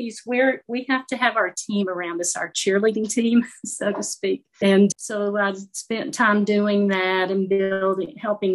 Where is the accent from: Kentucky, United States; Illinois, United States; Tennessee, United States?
Kentucky, United States; Mount Sterling; I'm from Mount Sterling, and that's where I am now, back in Mount Sterling, Kentucky, about 30 miles east of Lexington.